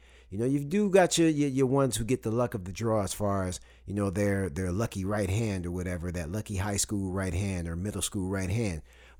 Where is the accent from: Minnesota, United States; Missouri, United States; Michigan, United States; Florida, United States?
Michigan, United States; Saginaw; moved away as an adult; now in Huntsville, United States; I moved down here from Saginaw, Michigan to Huntsville, Alabama to go to college